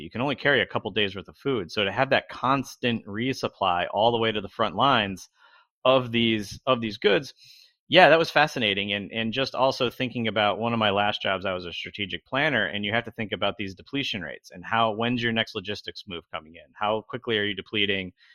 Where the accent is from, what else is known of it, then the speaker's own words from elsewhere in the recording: Albany, New York, United States; now in Long Beach, United States; I grew up in upstate New York, in the Albany, New York region.